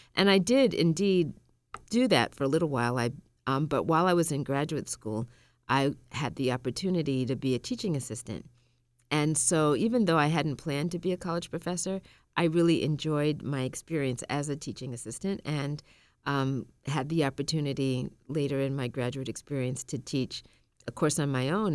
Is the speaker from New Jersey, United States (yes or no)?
no; Massachusetts, United States; also born or lived in Tallahassee, Florida; I grew up in Massachusetts. And I was born in Tallahassee, Florida